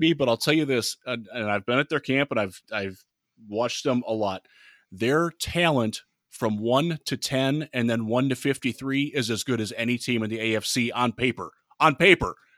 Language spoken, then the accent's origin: English; Cleveland, Ohio, United States; I grew up in Cleveland